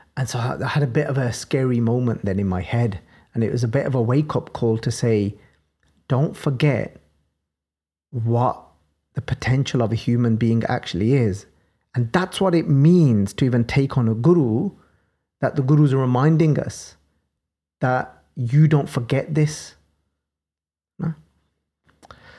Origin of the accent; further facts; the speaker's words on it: Birmingham, West Midlands, United Kingdom; accent: Birmingham; my Birmingham accent